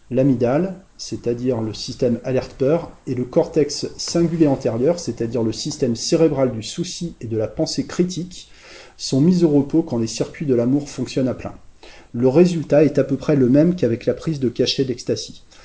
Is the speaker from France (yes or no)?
yes; France; chez nous en France, enfin je dis chez moi en fait plutôt